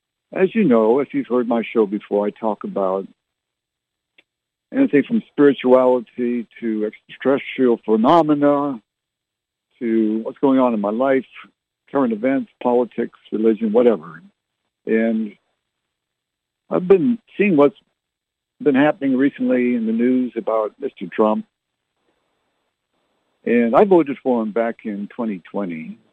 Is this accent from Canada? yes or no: yes; Canada; also born or lived in Barrie / Halifax / Fredericton / Ottawa; now in San Antonio, United States; I was born and raised in Canada. I was born in Barrie, lived in Halifax, Nova Scotia, Oamacto, and Fredericton, New Brunswick, and Ottawa, Canada.